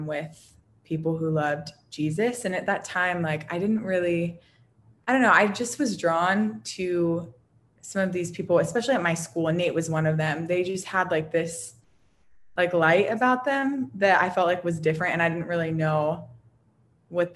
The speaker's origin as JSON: {"language": "English", "town": "New Castle", "region": "Pennsylvania", "country": "United States", "tie": "born or raised there", "said": "I am from Pennsylvania, a small little town called Newcastle. And I ended up growing up there for a period of time."}